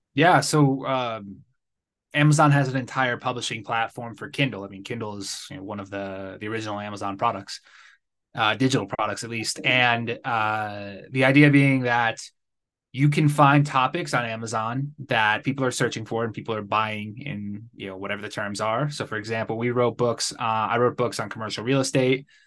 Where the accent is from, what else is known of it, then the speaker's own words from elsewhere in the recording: Connecticut, United States; moved away as an adult; now in Guadalajara, Mexico; I'm originally from Connecticut. I grew up there, spent most of my life in the Northeast. Uh, now I live in Guadalajara, Mexico